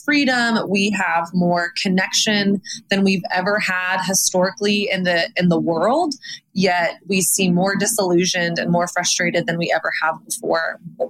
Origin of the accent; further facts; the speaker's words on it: Texas, United States; also born or lived in Los Angeles; now in New York, United States; I've lived in LA. I'm from Texas.